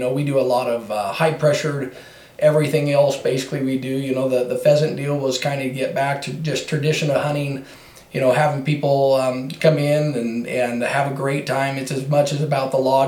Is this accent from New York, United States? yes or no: no; Filer, Idaho, United States; I grew up in Filer, Idaho. Lived here my whole life.